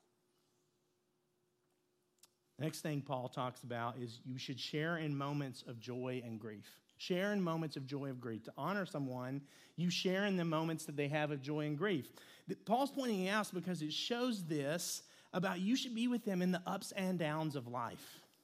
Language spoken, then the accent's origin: English; Lexington, Kentucky, United States; I grew up in Lexington, Kentucky